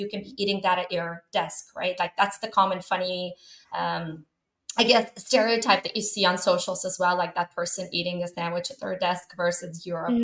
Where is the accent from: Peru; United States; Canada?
Canada; I'm from Canada